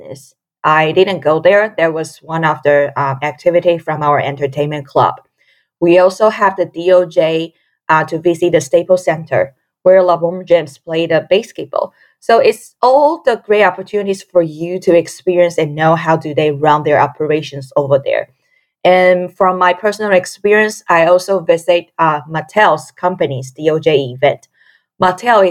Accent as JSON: {"language": "English", "country": "Taiwan", "moved": "as an adult", "lives_now": "United States", "said": "I come from Taiwan."}